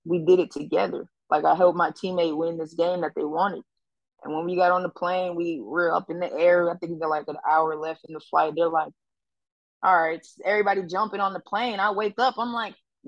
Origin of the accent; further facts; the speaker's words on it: New York City, New York, United States; also born or lived in Harlem; I grew up in the Bronx.